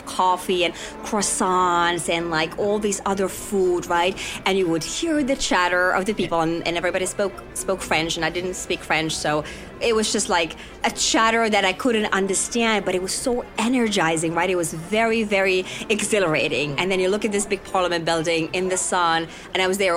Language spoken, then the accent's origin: English; Finland; moved away; also born or lived in Kotka / Lappeenranta; I actually grew up in two different towns in Finland, small towns, Kotka and Lappeenranta. So Kotka was where I sort of spent my childhood, and Lappeenranta where my early teens was